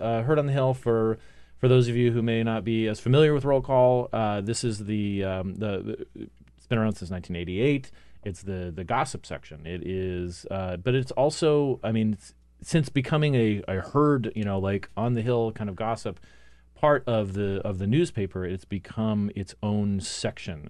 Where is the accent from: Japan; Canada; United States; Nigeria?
United States; Phoenix, Arizona; moved away; born in Phoenix